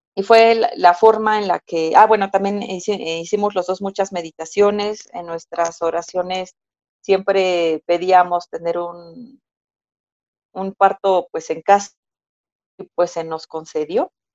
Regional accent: Mexico City, Mexico; yo nací, crecí y actualmente resido en Ciudad de México

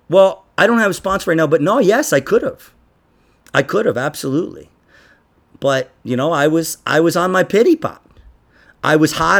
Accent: New York, United States; I'm from New York

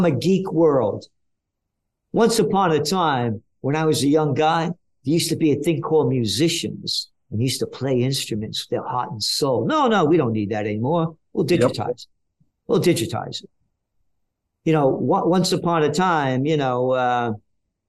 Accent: New York City, New York, United States; I'm a Napolitano, born in the Bronx

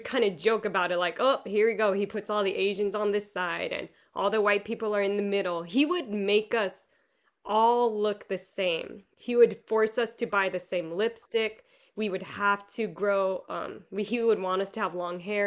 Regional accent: Southern California, United States; born or raised there

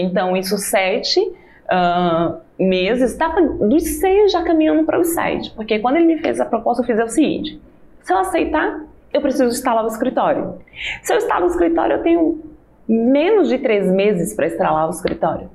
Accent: Maceió, Alagoas, Brazil; moved away; Eu nasci em Maceió, mas praticamente a cidade, né, que eu posso chamar de minha cidade, foi a cidade que eu fui criada

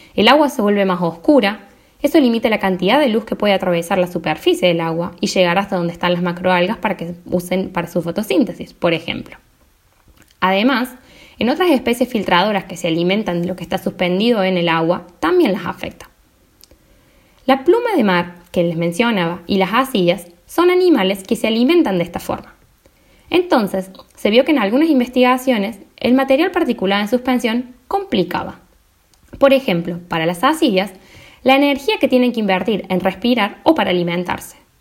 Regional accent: Córdoba, Argentina; me convertía en la Hermione cordobesa

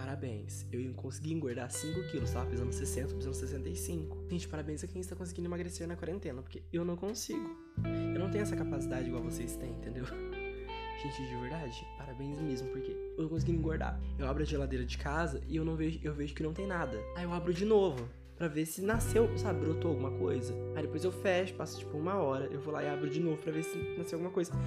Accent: Brazil; a gente é brasileiro

